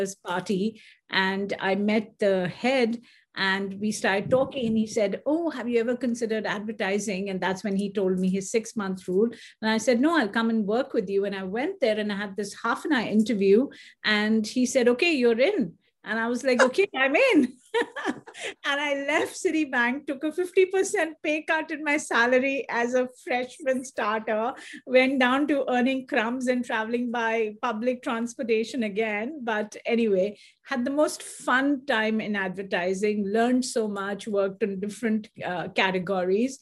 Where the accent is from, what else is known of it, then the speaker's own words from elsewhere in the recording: Delhi, India; moved away as an adult; also born or lived in Calcutta, India; now in United States; I was born in India, actually born in Calcutta, which is very famous for the fact that Mother Teresa was there. But I moved to Delhi very quickly, very young. So I have no memories of Calcutta really